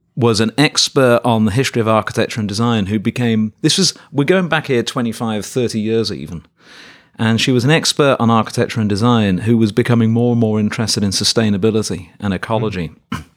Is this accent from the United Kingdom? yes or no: yes; Birmingham, West Midlands, United Kingdom; moved away as an adult; now in Davis, United States; my hometown of Birmingham in England